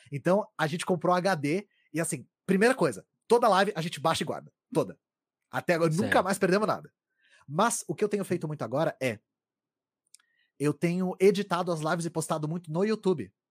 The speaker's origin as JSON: {"language": "Portuguese", "region": "São Paulo", "country": "Brazil", "tie": "born or raised there", "said": "Eu, eu cresci na Grande São Paulo, então eu tinha um sotaque parecido com o seu, que era da porta porteira"}